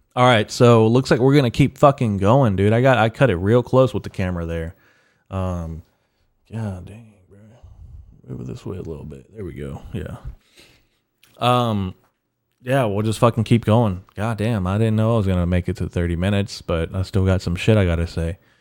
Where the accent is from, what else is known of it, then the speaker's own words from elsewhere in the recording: United States; I'm American, I'm an American Mexican